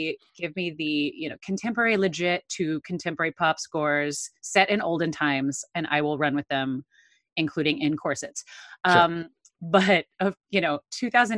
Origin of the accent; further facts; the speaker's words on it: River Bend of Illinois, United States; also born or lived in St. Louis, Missouri; My hometown is a very tiny little town in the River Bend of Illinois